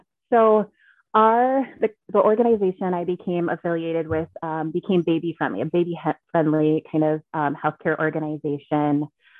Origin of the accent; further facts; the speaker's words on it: Alaska, United States; Thank you. I'm sweating. It's LA and I'm from Alaska.